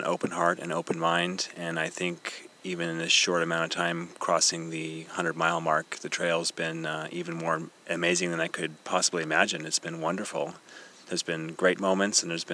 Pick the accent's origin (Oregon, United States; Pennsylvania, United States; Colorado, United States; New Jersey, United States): Oregon, United States; Eugene; I am from Eugene, Oregon.